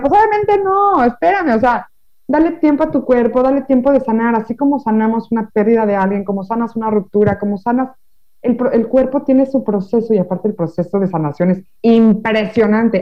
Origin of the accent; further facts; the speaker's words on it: Mexico; now in France; yo soy de México